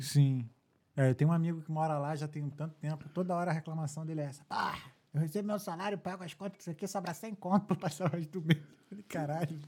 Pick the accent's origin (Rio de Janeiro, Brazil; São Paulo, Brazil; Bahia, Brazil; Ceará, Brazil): Rio de Janeiro, Brazil; now in Dublin, Ireland; sou do Rio, sou, só não moro mais aqui muito tempo, mas assim, eu sou do Rio, sou de Jacarepaguá